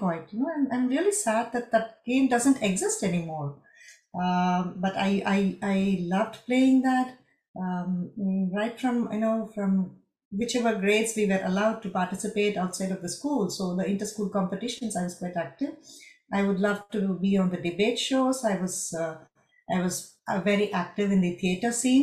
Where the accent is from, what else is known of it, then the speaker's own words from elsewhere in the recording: Madurai, Tamil Nadu, India; first language Tamil; English is a second language; moved away as an adult; also born or lived in Chennai, India; now in Frankfurt, Germany; My childhood was predominantly in Madurai, a small town